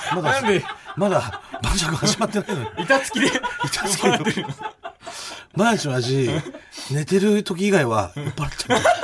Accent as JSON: {"language": "Japanese", "town": "Asahi", "region": "Chiba", "country": "Japan", "tie": "born or raised there", "said": "地元の千葉県の朝日"}